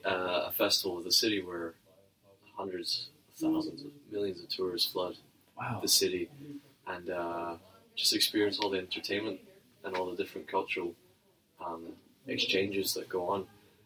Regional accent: Scotland, United Kingdom; moved away as an adult; now in San Jose, United States; I come from Scotland. I'm studying now in San Jose State for my fourth semester.

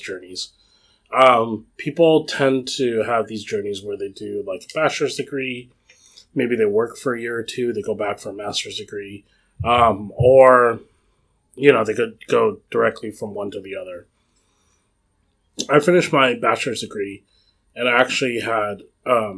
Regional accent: Cupertino, California, United States; I grew up in the Cupertino area

